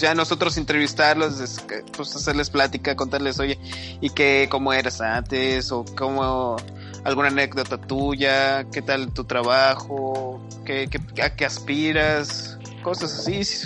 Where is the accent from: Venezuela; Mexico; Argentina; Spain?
Mexico; Nuevo León; Yo soy, yo soy de, de Nuevo León, de, pues no soy de Monterrey, pero estoy al ladito a una hora y media.